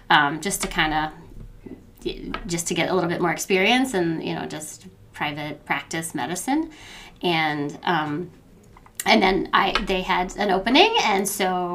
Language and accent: English; West Virginia, United States; moved away as an adult; now in Columbus, United States; I'm from West Virginia